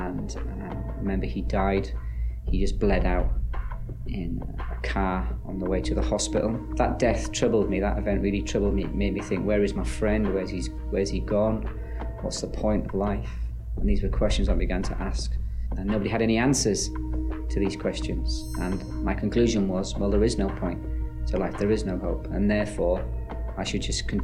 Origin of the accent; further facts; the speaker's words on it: Ireland; now in Scotland; I was born in the Republic of Ireland in the early 70s.